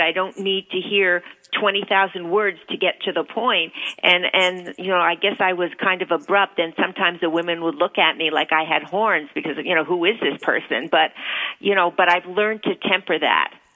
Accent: Toronto, Ontario, Canada; moved away as an adult; also born or lived in New York; I left home when I was 19. I was brought up in Toronto. I went to, I came to New York

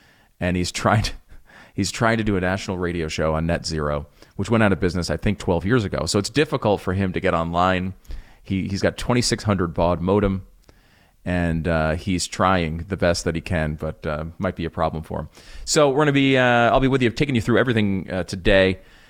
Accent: Connecticut, United States; also born or lived in New York; now in Texas, United States; I used to live in the Northeast. I grew up in Connecticut, in New York.

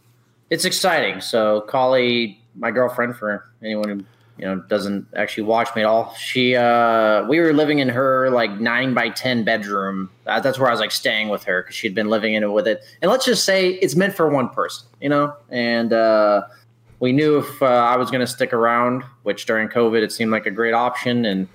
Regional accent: West Coast, United States; now in New Jersey, United States; I'm from the West Coast

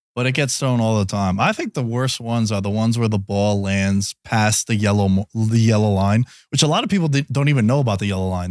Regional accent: New York City, New York, United States; I grew up in New York City

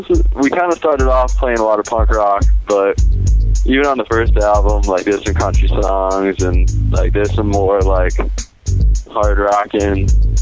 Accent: Springfield, Massachusetts, United States; I'm 21 years old, and I'm from Springfield, Massachusetts.

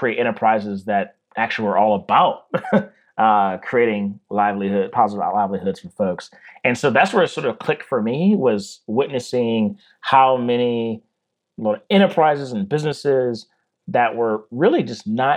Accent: Baltimore, Maryland, United States; I'm from Baltimore, Maryland

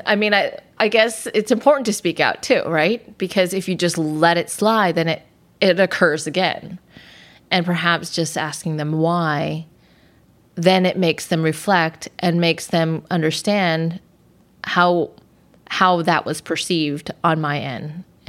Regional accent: Los Angeles, California, United States; parents immigrated from Hong Kong and Southern China. So I speak Chinese, but I'm born and raised in the United States.

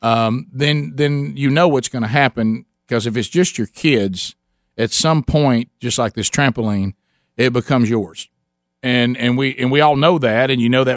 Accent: Calhoun County, Alabama, United States; We were raised in Calhoun County in Alabama

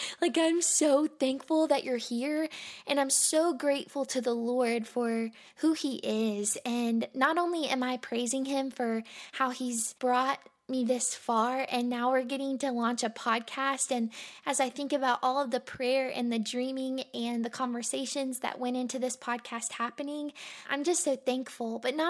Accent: Monroe, Louisiana, United States; born there; also born or lived in Mississippi / Alabama / Florida; now in Lynchburg, United States; So I was born in Monroe, Louisiana, but I have lived in Mississippi, I've lived in Alabama, I've lived in Florida.

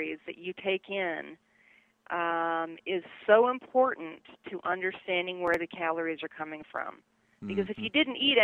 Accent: Toronto, Ontario, Canada; moved away as an adult; also born or lived in Montreal, Canada / Louisiana / Tallahassee; I was born in Toronto, 1966, so I just revealed my age there, but I ended up starting college in Montreal, Canada, or Quebec

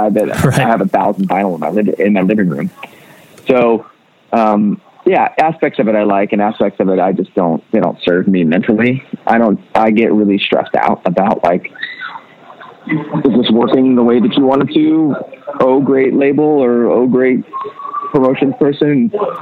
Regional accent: the South, United States; Growing up in the South

